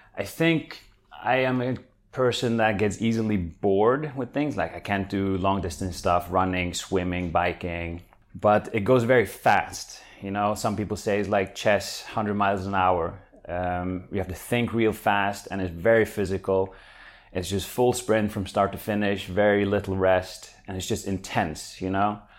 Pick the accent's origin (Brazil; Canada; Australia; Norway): Norway; moved away as an adult; now in Netherlands; I'm from Norway